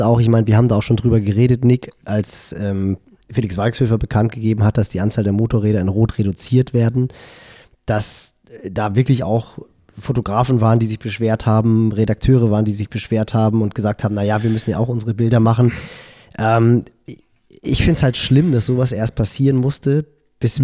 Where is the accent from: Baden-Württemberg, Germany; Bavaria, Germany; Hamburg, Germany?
Hamburg, Germany; als Hamburger